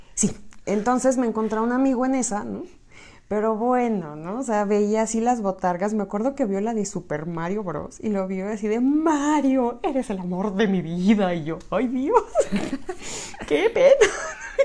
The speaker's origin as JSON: {"language": "Spanish", "region": "Michoacán", "country": "Mexico", "tie": "born or raised there", "moved": "yes", "lives_now": "Mexico City, Mexico", "said": "yo soy de Occidente, bueno, soy de Michoacán, pero pues ya está, o sea, ya estoy muy cerca de Guadalajara, entonces mucho de lo que se come en Guadalajara también llegaba a mí, a mi pequeño terruño"}